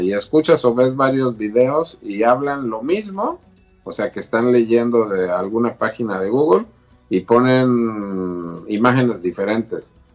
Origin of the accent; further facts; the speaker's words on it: Mexico; yo como mexicano y como todos los mexicanos somos ritualeros